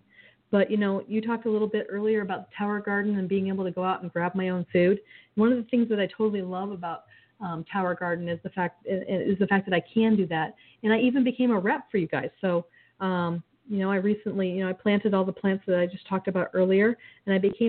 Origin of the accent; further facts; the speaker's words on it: Michigan, United States; now in Arizona, United States; I grew up in Michigan